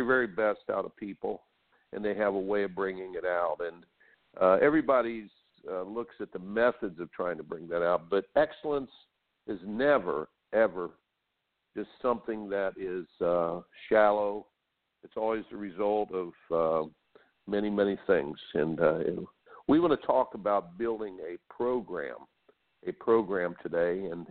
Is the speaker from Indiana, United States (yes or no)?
yes; Indiana, United States; I grew up in Indiana